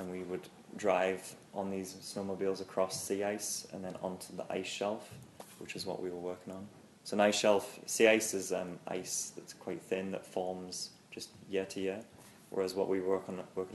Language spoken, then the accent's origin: English; Newcastle upon Tyne, North East England, United Kingdom; moved away; also born or lived in Chicago, Illinois; I'm from Newcastle in England.